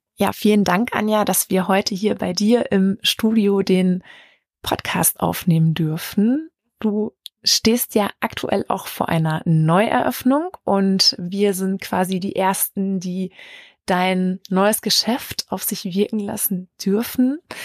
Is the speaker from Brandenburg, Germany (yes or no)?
no; Lichtenau, North Rhine-Westphalia, Germany; moved away; aus Lichtenau in Westfalen, meiner alten Heimat